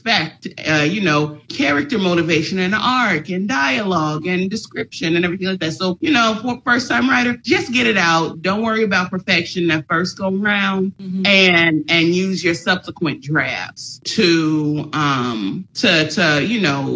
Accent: Chicago, Illinois, United States; I'm from Chicago

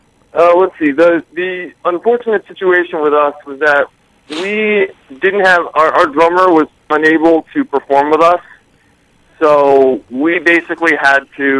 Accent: New York, United States; we hail from the Hudson Valley area of New York State.

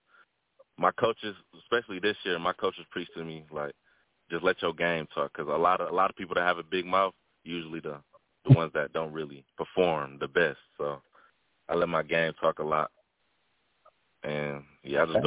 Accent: Wisconsin, United States; I grew up a Packer fan. And, you know, I'm from Wisconsin

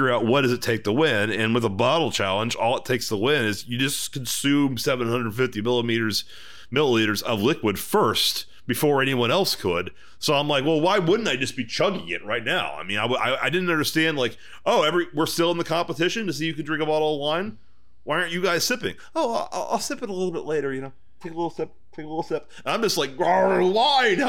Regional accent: Texas, United States; I'm from Texas

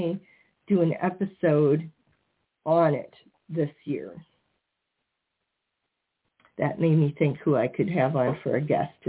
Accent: Iowa, United States; born or raised there

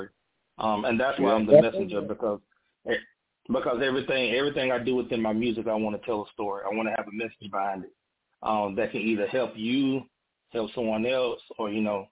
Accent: Pearson, Georgia, United States; moved away as an adult; now in Augusta, United States; I'm from Pearson, Georgia, the town of two red lights

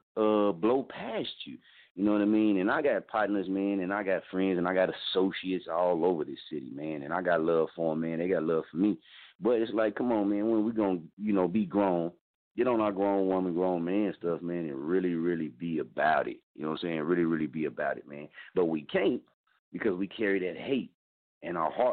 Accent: Muskogee, Oklahoma, United States; moved away as an adult; my hometown, man. I mean, this is Muskogee, Oklahoma

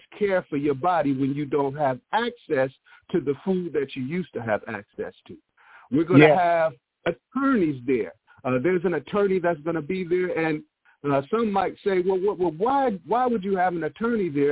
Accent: Milwaukee, Wisconsin, United States; That's my hometown, Milwaukee, Wisconsin

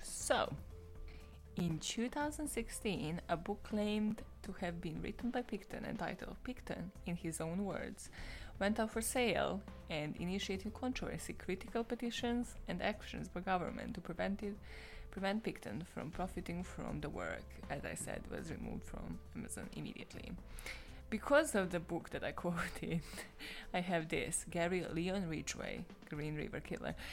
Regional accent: Serbia; I am from Serbia

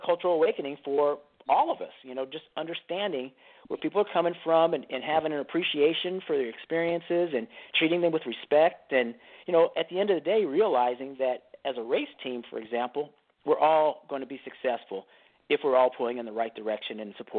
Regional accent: Northern California, United States; moved away as an adult; I'm from Northern California

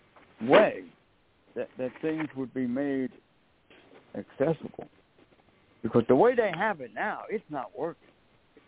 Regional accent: United States; I'm an American

